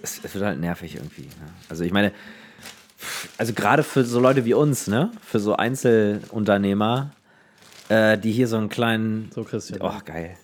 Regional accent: Neubrandenburg, Mecklenburg-Vorpommern, Germany; ich komme aus Neubrandenburg. Das liegt aber nicht in Brandenburg

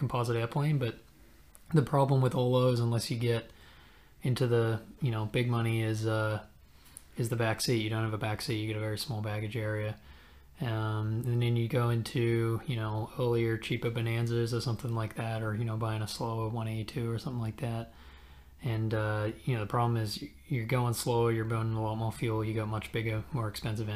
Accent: Armidale, New South Wales, Australia; moved away as an adult; also born or lived in Canberra, Australia; now in Oakland, United States; I'm originally from Armidale, Australia, which is sort of in the country, and then moved to Canberra

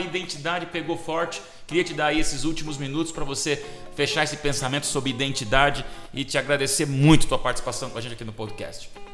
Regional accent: Brazil

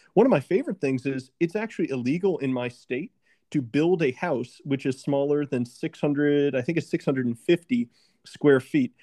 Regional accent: Virginia, United States; my home state of Virginia

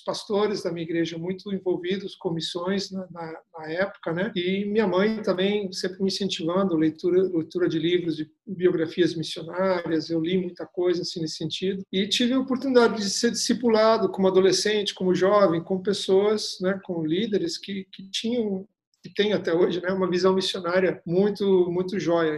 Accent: Curitiba, Paraná, Brazil; eu sou natural de Curitiba, Paraná

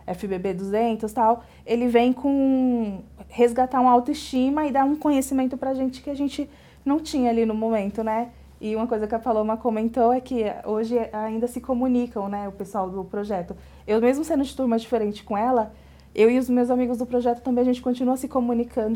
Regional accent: Bahia, Brazil; moved away as an adult; now in São Paulo, Brazil; eu sou baiana, né, mas moro em São Paulo. E engraçado que quando eu morava na Bahia

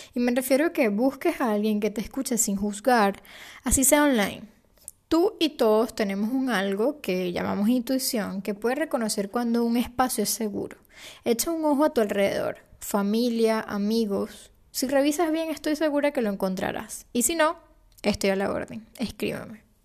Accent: Venezuela

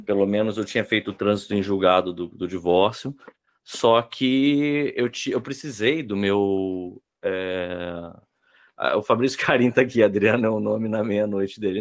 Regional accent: Brasília, Federal District, Brazil; eu sou de Brasília, então o meu, é, O meu cartório onde eu tô registrado é lá.

